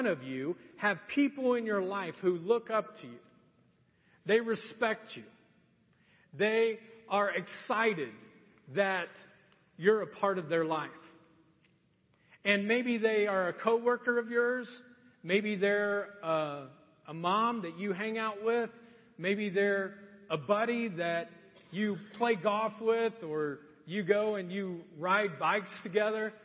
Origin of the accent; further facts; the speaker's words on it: Marion, Indiana, United States; also born or lived in Anderson, Indiana; I grew up in Marion, Indiana my entire life. And at ninth grade, my dad decided we would move to Anderson.